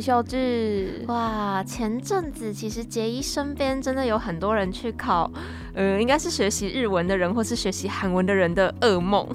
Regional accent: Taiwan; 身为台湾人的我们，其实是有很大的优势的

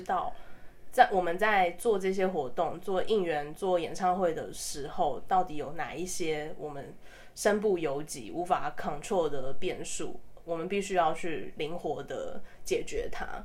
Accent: Taiwan; 身为台湾人，我真的非常自豪啦

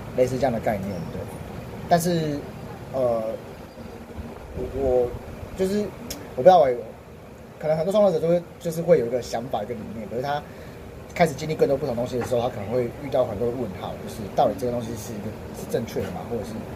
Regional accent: Taiwan; 虽然我是台湾人，虽然我不是这个音乐的原生的一个族，族群

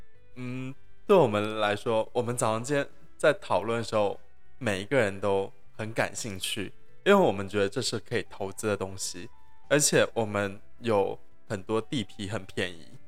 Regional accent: China; 我也是大陆人呢。

